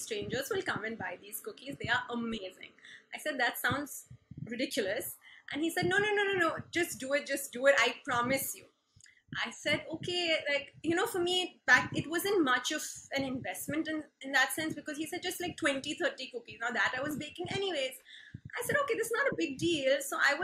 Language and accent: English; Mumbai, Maharashtra, India; moved away as an adult; also born or lived in Berkeley, United States / Philadelphia, United States; I've been born and brought up in Bombay's cathedral schooling